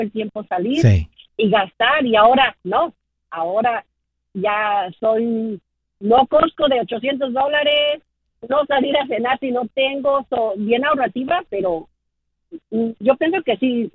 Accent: Mexico City, Mexico; Y yo crecí en la Ciudad de México

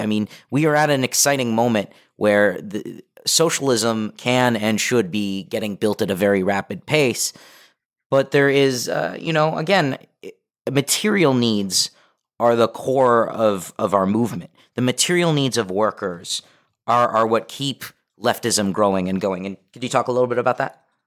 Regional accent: Los Angeles, California, United States; I'm local, I'm from the Valley, I grew up here

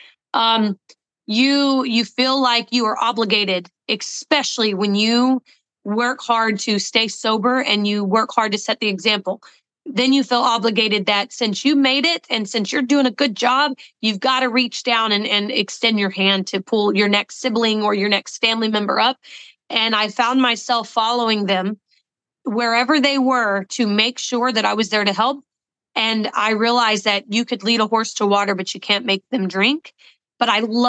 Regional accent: the South, United States; I am from the South

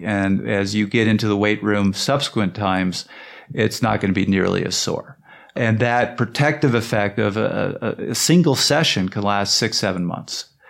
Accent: Canada

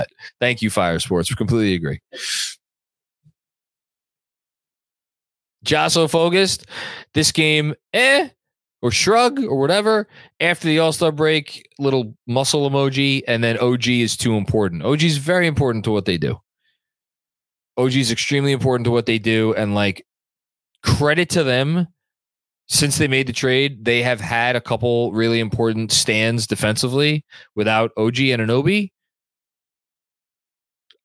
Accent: New York, United States; growing up in New York

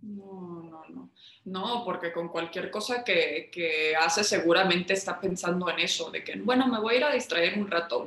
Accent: Mexico; como mexicanos

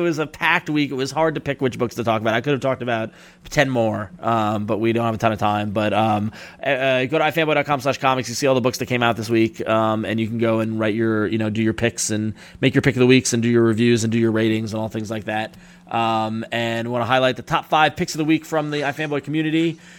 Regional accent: Long Island, New York, United States; I was from Long Island.

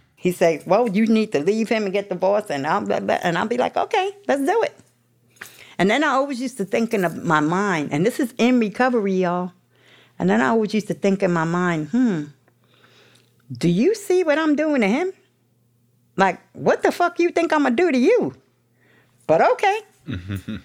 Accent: New York City, New York, United States; I'm from the projects. I was from Baisley, Baisley, Southside, Jamaica

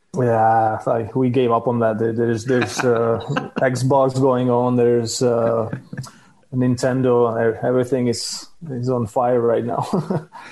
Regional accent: Czechia; born or raised there

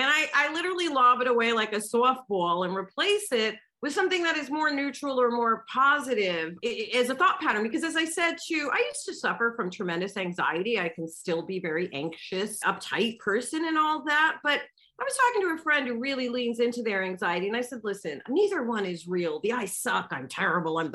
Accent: United States; I'm American

